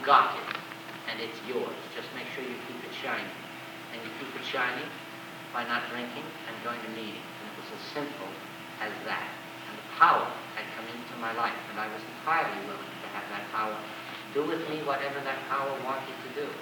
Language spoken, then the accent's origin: English; United States; I'm an American. I was raised on individualism and self-reliance.